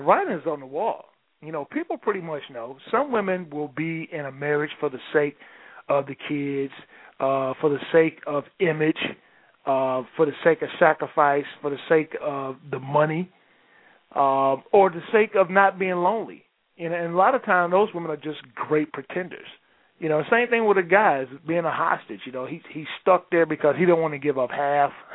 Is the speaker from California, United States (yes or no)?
no; Detroit, Michigan, United States; I'm from Detroit